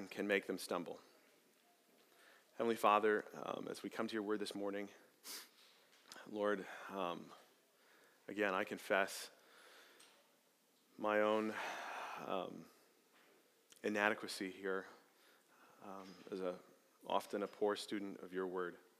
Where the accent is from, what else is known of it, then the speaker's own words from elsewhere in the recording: Arizona, United States; moved away; I grew up in Arizona, and growing up in the middle of nowhere in the Arizona desert